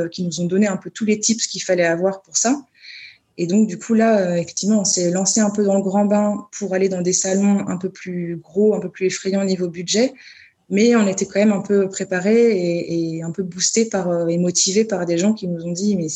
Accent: Paris, Île-de-France, France; Oui, alors bon, là, je parle en tant que parisienne ou pantinoise euh, qui part partout en France.

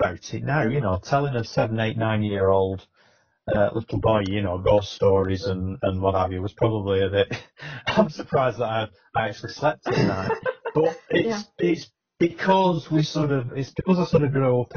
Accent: Accrington, North West England, United Kingdom; when I was growing up in Accrington

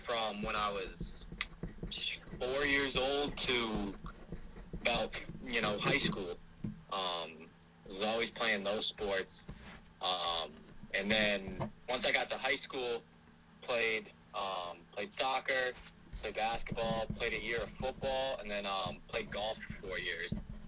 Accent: Storrs, Connecticut, United States; also born or lived in Willimantic, Connecticut; I was born in Willimantic, Connecticut, grew up in Storrs, Connecticut

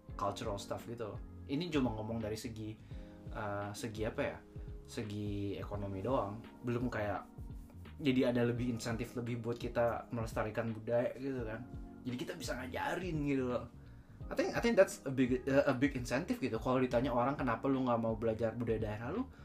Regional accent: Bandung, West Java, Indonesia; accent: Sundanese; now in Japan; bahasa Inggris gue kan nggak nggak nggak native uh, aksen Sundanya masih keluar

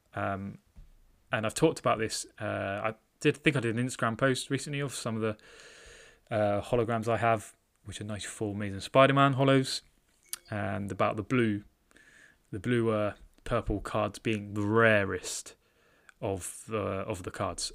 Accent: United Kingdom; I'm British

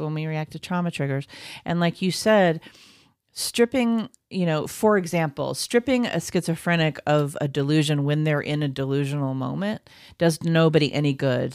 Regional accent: United States; as an American who does not have a lot of exposure to Korean culture

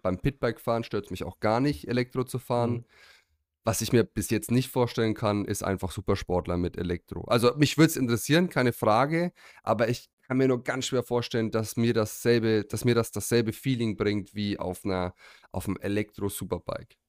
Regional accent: Germany; bei uns in Deutschland

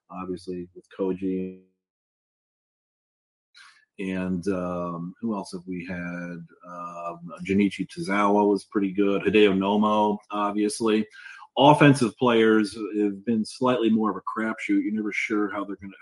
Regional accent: Connecticut, United States; now in South Carolina, United States; I live in South Carolina now, but I grew up in Connecticut.

